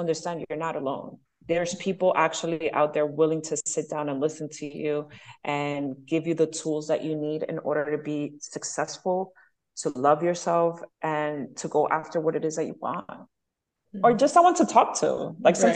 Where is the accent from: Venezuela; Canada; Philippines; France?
Venezuela; also born or lived in Bronx, New York, United States; now in Miami, United States; growing up in Venezuela, we were always by the beach.